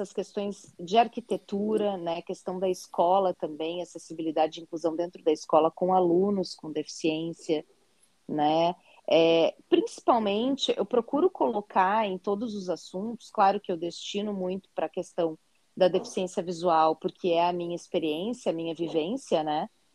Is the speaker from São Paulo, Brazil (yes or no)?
no; Porto Alegre, Rio Grande do Sul, Brazil; E eu sou gaúcha, né? Sou de Porto Alegre, no Rio Grande do Sul